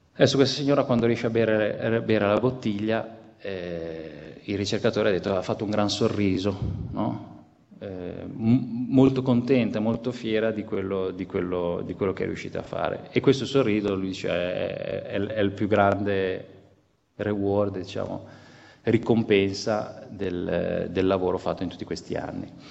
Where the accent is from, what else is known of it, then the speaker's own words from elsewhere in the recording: Genoa, Liguria, Italy; io sono genovese